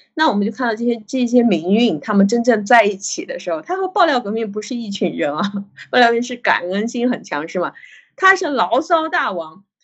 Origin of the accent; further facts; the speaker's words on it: China; 我们中国人